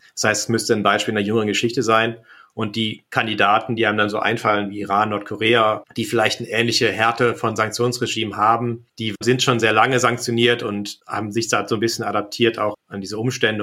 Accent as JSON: {"language": "German", "town": "Kassel", "region": "Hesse", "country": "Germany", "tie": "born or raised there", "moved": "yes", "lives_now": "Berlin, Germany", "said": "in meine Heimat Kassel"}